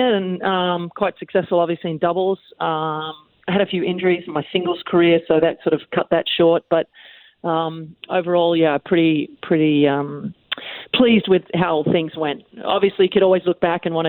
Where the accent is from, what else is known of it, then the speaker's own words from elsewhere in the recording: Australia; being an Australian child, we're usually outside playing a lot of sports.